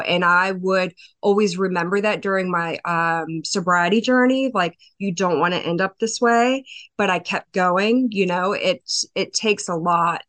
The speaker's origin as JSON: {"language": "English", "town": "LaVale", "region": "Maryland", "country": "United States", "said": "I am from a little town in Western Maryland, uh, Lavelle, Maryland"}